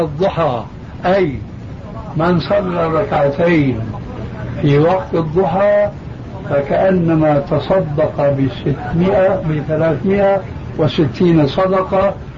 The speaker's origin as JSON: {"language": "Arabic", "country": "Syria", "said": "عندنا في سوريا"}